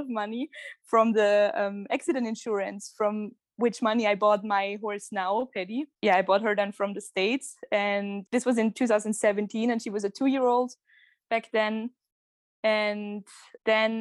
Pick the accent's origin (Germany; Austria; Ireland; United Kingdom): Austria; near Kitzbühel, Tyrol; moved away as an adult; now in Vienna, Austria; I'm originally from Tyrol in Austria, close to Kitzbühel. But now I moved to Vienna a few months ago.